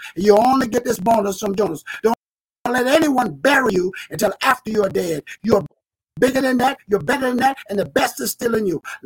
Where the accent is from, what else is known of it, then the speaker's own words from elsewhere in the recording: South Carolina, United States; moved away as an adult; I relocated mm-hmm. back to beautiful, beautiful South Carolina where I was born